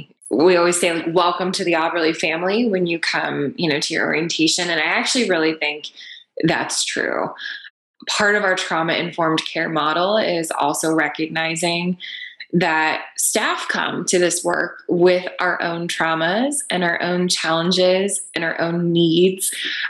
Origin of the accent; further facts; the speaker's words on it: eastern Pennsylvania, United States; now in Pittsburgh, United States; I'm not from Pittsburgh originally, you know, I'm from the eastern portion of the state. So my family's 5 hours away.